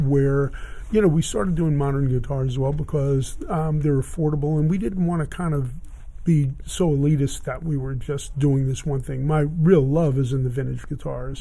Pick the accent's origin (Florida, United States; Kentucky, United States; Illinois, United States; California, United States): Florida, United States; Miami; moved away as an adult; I grew up in Miami, and I started in Miami, and then I came out with a band in uh, 1970